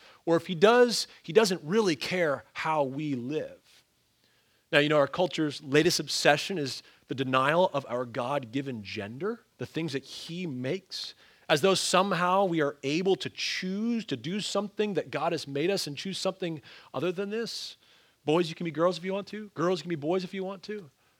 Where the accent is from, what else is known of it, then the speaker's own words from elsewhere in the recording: Ontario, Canada; also born or lived in Pennsylvania, United States / Wisconsin, United States; I mean, I grew up in the North, both in Ontario, Canada, and then in Pennsylvania, went to school in northern Wisconsin.